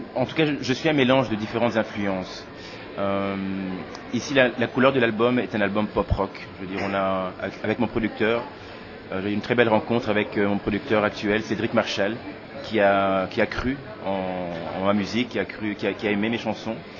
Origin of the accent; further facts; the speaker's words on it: Tournai area, Wallonia, Belgium; also born or lived in Kinshasa, DR Congo / Brussels, Belgium; je suis né à Kinshasa, où j'ai vécu les sept premières années, et puis j'ai débarqué euh, en Belgique, euh, et, j'y suis depuis. Donc voilà, donc euh, grandi dans la région de Tournai